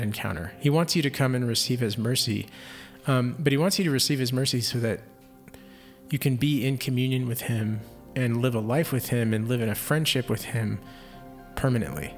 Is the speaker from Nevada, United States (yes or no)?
no; Houston, Texas, United States; I grew up in Houston, so or Houston area